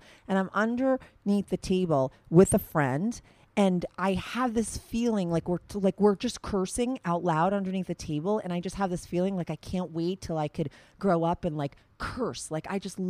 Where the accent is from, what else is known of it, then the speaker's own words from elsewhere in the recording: Paramus, New Jersey, United States; I'm from Paramus